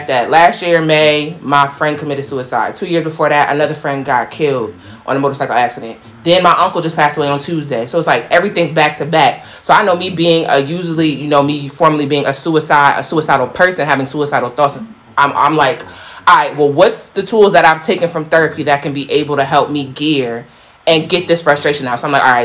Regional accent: United States; growing up in Black America

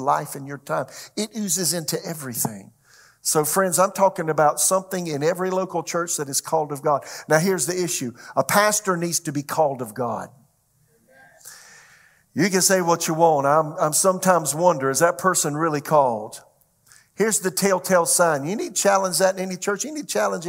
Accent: Florence, South Carolina, United States; moved away as an adult; also born or lived in Tulsa, Oklahoma; my hometown, Florence, South Carolina

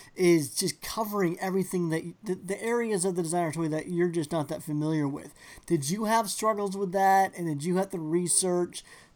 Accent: Phoenix, Arizona, United States; I grew up in Phoenix

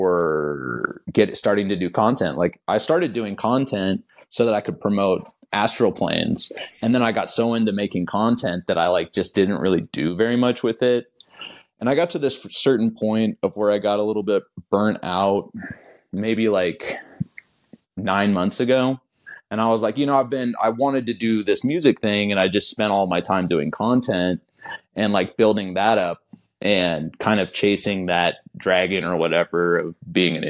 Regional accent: Kansas City, United States; I grew up in Kansas City, so which is about as far as you can get from that type of scene

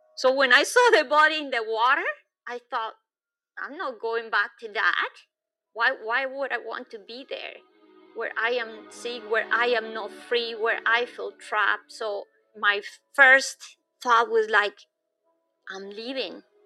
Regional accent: Bogota, Bogotá Capital District, Colombia; moved away; I was born in Bogota, which is high up in the Andes

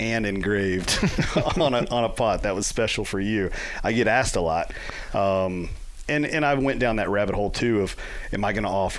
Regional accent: Central Kentucky, United States; I grew up in Central Kentucky, and you have all of the Knob Creek, and you have Makers.

